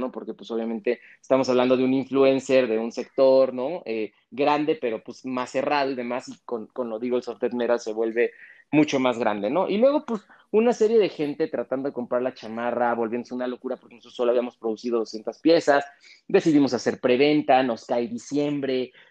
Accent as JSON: {"language": "Spanish", "country": "Mexico", "said": "yo he hecho grandes cosas por este país, ¿no? Siendo mexicano y vienes y me dices frijolero"}